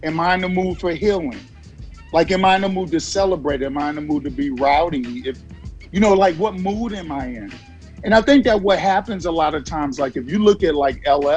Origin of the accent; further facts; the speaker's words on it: New York City, New York, United States; also born or lived in Virginia / New Jersey / California; now in Georgia, United States; a kid that was born and raised in Brooklyn, New York